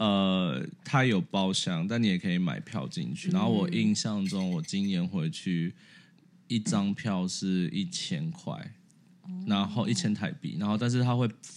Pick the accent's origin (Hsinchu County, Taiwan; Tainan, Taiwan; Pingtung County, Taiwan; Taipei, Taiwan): Taipei, Taiwan; 我自己是从来没，我是台北人，我从来没去过一零一上面。